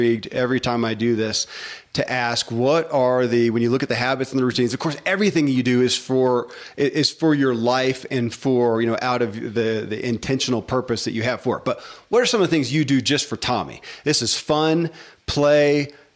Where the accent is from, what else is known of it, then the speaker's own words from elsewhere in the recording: the Bible Belt, United States; I grew up in the Bible Belt and Christianity